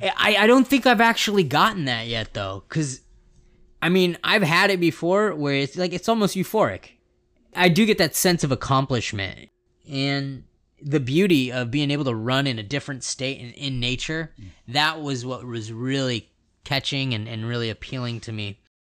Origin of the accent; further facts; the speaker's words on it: West Coast, California, United States; I'm from the West Coast